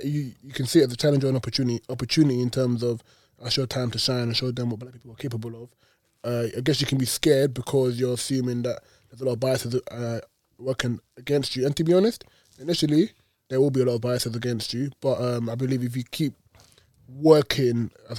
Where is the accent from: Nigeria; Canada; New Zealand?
Nigeria; when I'm Nigerian, right?